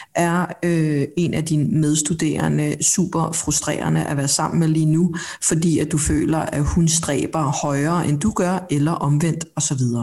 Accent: Denmark; born or raised there; also born or lived in South Korea

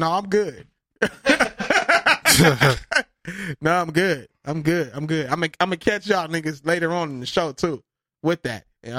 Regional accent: California, United States; we're from California.

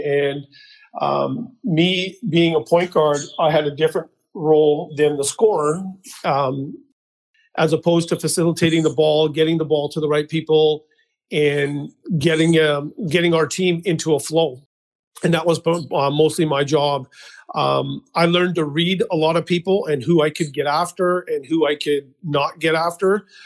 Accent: Mission, British Columbia, Canada; also born or lived in Abbotsford; I was born and raised in Mission, BC

